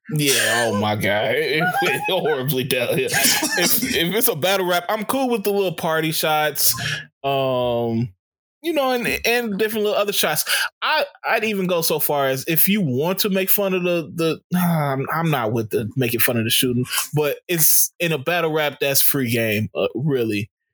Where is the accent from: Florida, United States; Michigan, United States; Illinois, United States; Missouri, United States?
Illinois, United States; Chicago